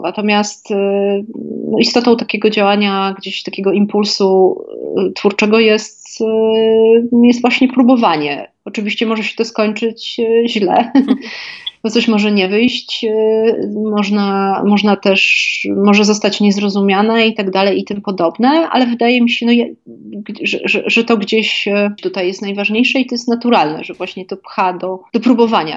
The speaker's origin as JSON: {"language": "Polish", "town": "Kraków", "region": "Lesser Poland", "country": "Poland", "said": "będąc krakowianką i żyjąc w tym mieście przez wiele lat"}